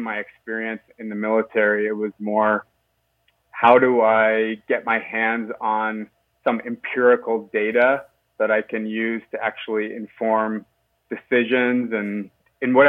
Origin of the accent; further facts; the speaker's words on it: Halifax, Nova Scotia, Canada; moved away as an adult; also born or lived in Stockholm / Paris / London; now in Toronto, Canada; I grew up in Halifax, Nova Scotia, okay, on Canada's East Coast.